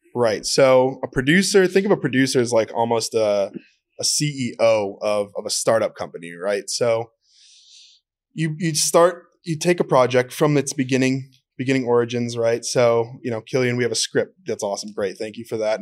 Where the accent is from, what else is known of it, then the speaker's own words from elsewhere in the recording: Minnesota, United States; I'm from Minnesota